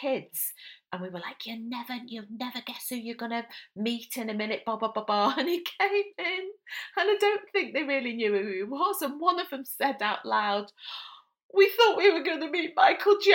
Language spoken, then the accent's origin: English; Liverpool, North West England, United Kingdom; moved away; I'm a Scouser